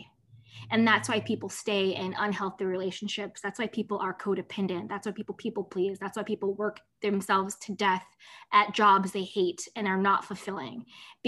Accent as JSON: {"language": "English", "country": "United States", "said": "I'm American"}